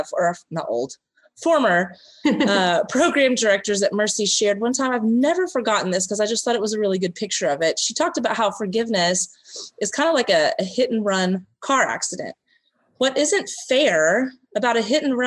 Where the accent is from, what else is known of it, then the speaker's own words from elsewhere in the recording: Texas, United States; I'm from Texas